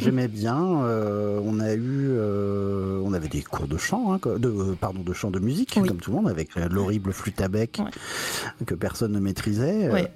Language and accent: French; Épernay, Grand Est, France; moved away as an adult; also born or lived in Metz / Berlin; j'ai grandi à Épernay, qui est une petite ville là où on fait du, champagne